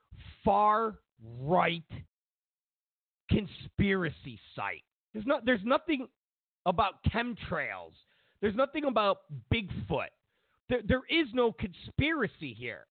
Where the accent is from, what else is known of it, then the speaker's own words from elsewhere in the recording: New York, United States; I grew up in New York.